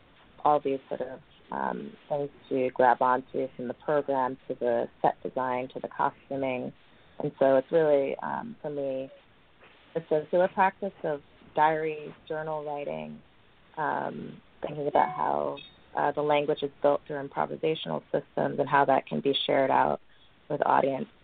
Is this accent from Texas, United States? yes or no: no; New York City, New York, United States; I grew up in New York City, and I went to Alvin Ailey